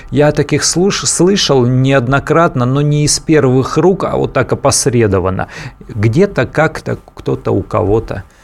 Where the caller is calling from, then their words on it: Vladimir, Vladimir Oblast, Russia; А, здравствуйте, город Владимир.